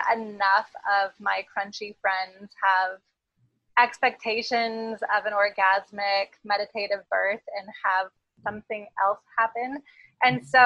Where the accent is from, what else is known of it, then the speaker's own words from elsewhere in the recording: coast of Oregon, United States; also born or lived in Portland, Oregon; I grew up on the coast of Oregon, and then I moved to Portland, Oregon